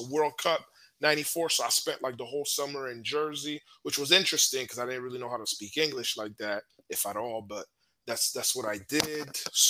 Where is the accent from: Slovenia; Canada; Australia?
Canada; Montreal, Quebec; growing up in Montreal